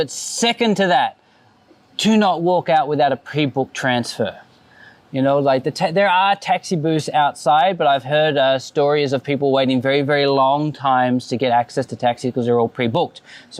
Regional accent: Australia; now in Phuket, Thailand; As an Australian, I don't go in water where sharks can bite me.

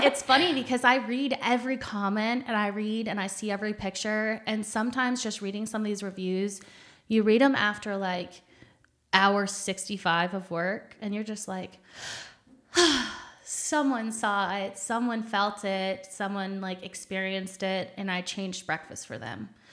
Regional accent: Michigan, United States; born or raised there; moved away as an adult; also born or lived in Phoenix / Oklahoma; now in San Antonio, United States

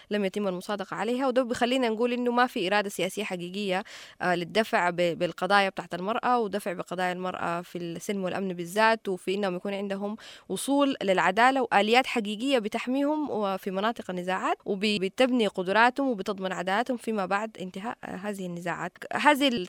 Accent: Sudan; من السودان

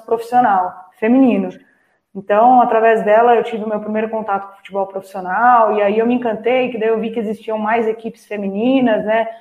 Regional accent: Itapecerica da Serra, São Paulo, Brazil; cidade de Tapicerica da Serra, que é onde eu nasci.

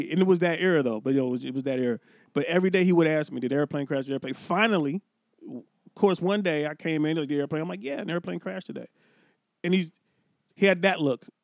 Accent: Cincinnati, Ohio, United States; moved away as an adult; now in California, United States; I grew up in Cincinnati, Ohio.

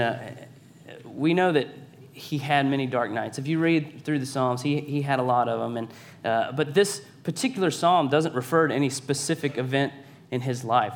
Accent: Savannah, Georgia, United States; I'm from Savannah, Georgia, born and raised

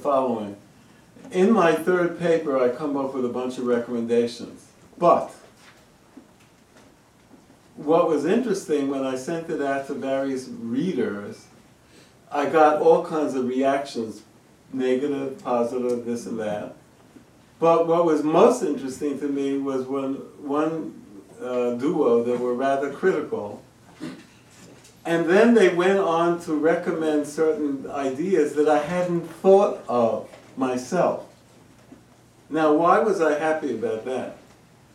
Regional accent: United States; I'm an American

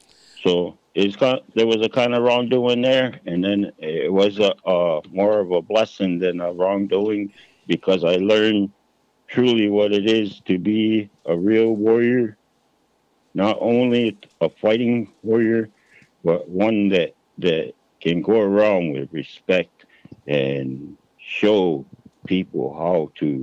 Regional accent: Six Nations, Ontario, Canada; So I'm a Cayuga from Six Nations, mm-hmm. really, actually.

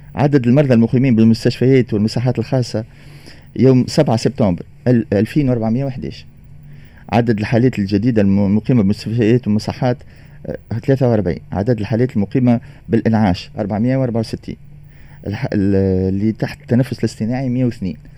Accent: Tunisia; احنا ولاد تونس

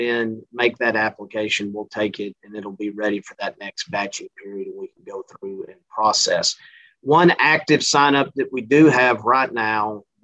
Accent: Central Texas, United States; moved away as an adult; also born or lived in Mississippi / Louisiana; now in Missouri, United States; This accent is not from Missouri. I'm originally from Central Texas

